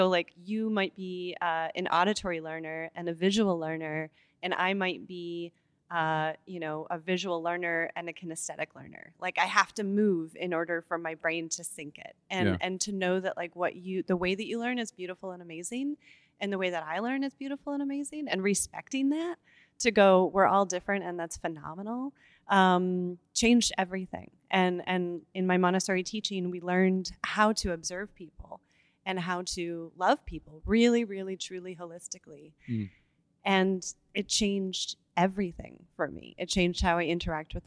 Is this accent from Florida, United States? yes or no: no; Michigan, United States; I grew up in Michigan